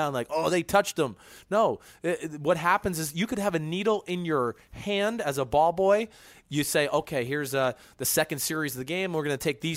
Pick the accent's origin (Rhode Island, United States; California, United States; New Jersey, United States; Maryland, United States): New Jersey, United States; Franklin Lakes; my hometown of Franklin Lakes